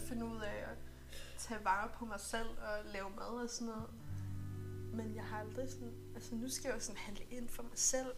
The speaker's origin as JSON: {"language": "Danish", "country": "Greenland", "said": "vi kommer jo fra Grønland."}